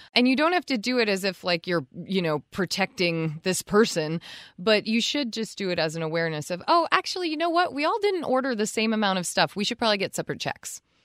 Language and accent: English; Vermont, United States; We're from Vermont. We are literally from the land that tries to claim its fame as maple syrup